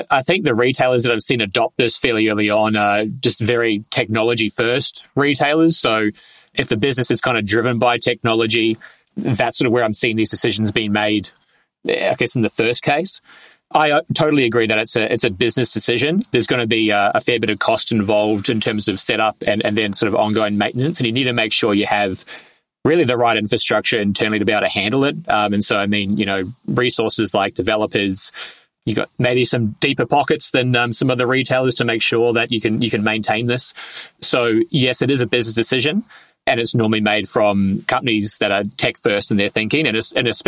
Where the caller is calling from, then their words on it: Melbourne, Victoria, Australia; I'm at level 21 in the new WeWork building in Melbourne in a um, seemingly a, a purpose built soundproof booth for podcasting.